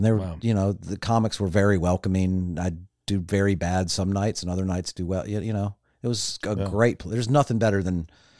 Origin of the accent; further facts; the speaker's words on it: Long Island, New York, United States; born there; also born or lived in Illinois; I was born on Long Island, and then divorced.